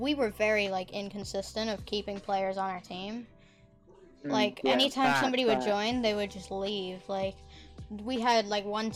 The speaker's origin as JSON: {"language": "English", "region": "Florida", "country": "United States", "said": "I'm 15, I'm from Florida"}